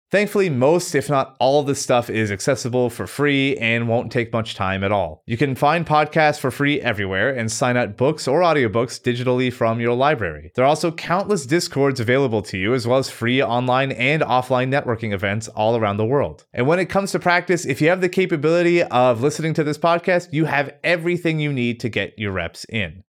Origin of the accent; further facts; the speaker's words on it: Canada; Growing up in the meth and illiteracy capital of Canada